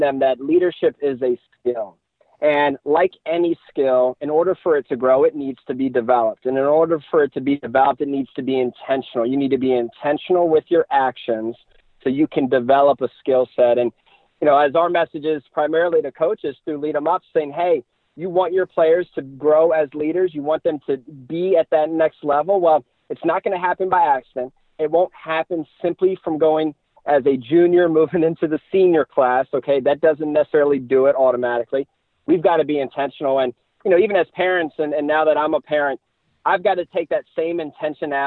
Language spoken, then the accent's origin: English; Maryland, United States; I am a Maryland guy, born and raised